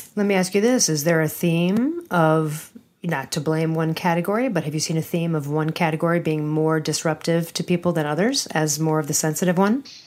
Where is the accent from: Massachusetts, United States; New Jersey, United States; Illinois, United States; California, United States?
Illinois, United States; Chicago; from my hometown of downtown Chicago.